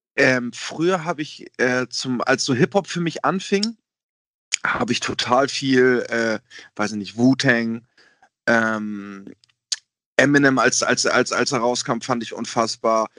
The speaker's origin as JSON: {"language": "German", "country": "Germany", "said": "dass ich Deutscher bin, weil ich einen deutschen Pass habe"}